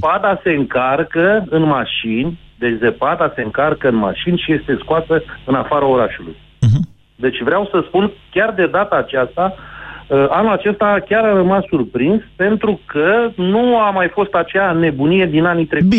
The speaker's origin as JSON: {"language": "Romanian", "town": "Călărași", "region": "Călărași County", "country": "Romania", "said": "deci eu sunt din Călăraș"}